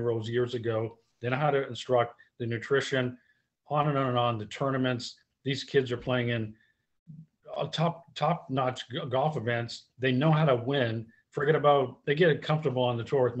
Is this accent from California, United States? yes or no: no; Wilmington, Massachusetts, United States; I'm from Wilmington, Massachusetts.